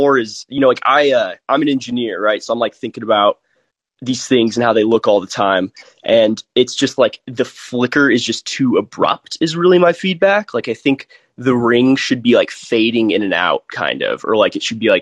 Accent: Reno, Nevada, United States; moved away; been back in Reno for about 4 months. But it's the hometown.

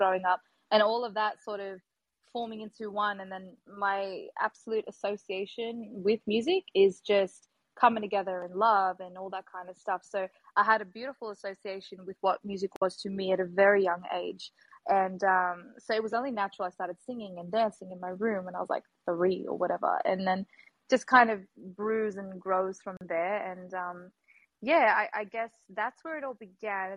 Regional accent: Melbourne, Victoria, Australia; I'm from Melbourne, Australia

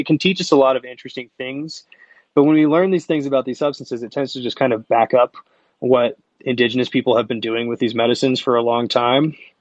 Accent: Seattle, Washington, United States; I'm from Wa- Seattle

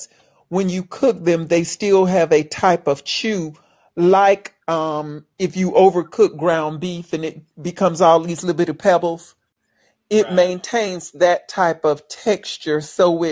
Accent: Alabama, United States; I'm from Alabama

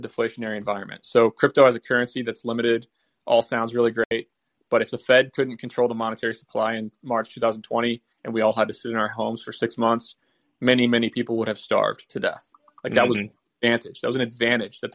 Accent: United States; as an American in America

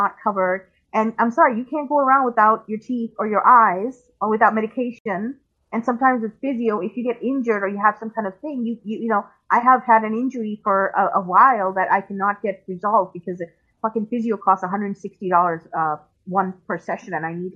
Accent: Pakistan; I am from Pakistan. I have family in Pakistan, and I speak the language

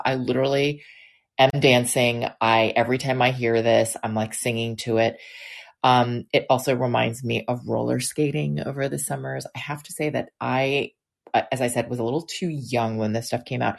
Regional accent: Washington, District of Columbia, United States; I grew up in Washington, D.C.

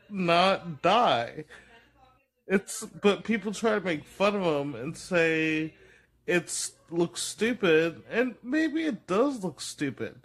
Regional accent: Florida, United States; I'm from Florida

